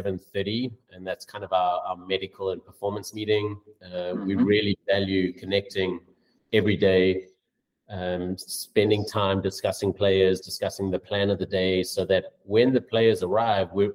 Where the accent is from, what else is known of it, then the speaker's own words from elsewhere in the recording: South Africa; moved away as an adult; also born or lived in Bangladesh / Amsterdam, Netherlands / Watford, England; now in Los Angeles, United States; as a South African